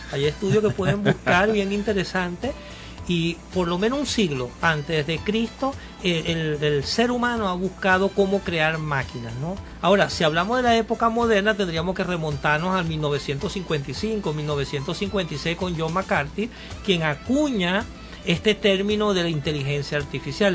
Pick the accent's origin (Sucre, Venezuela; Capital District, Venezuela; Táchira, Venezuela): Sucre, Venezuela; Cumanacoa; moved away; Yo me recuerdo allá en mi pueblo, en Cumanacua